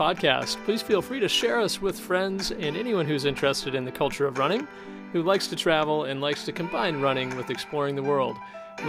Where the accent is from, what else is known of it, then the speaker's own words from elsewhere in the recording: Michigan, United States; I grew up in Michigan.